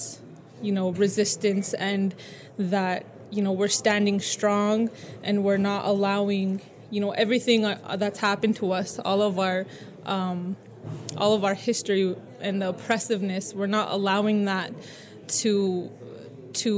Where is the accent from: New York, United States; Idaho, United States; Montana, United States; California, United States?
Montana, United States; Blackfeet Nation; now in Los Angeles, United States; I'm from Omskapi Bakani Blackfeet Nation. I live here